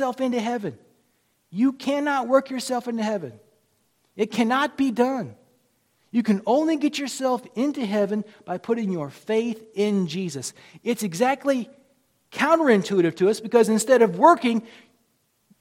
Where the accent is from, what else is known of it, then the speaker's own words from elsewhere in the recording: United States; I'm an American too